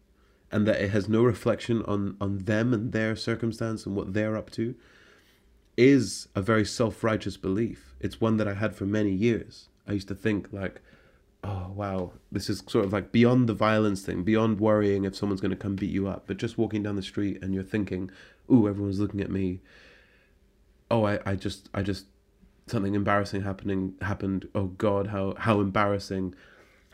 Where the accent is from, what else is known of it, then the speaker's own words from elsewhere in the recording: Scotland, United Kingdom; it's an attitude in the city within which I grew up in Scotland.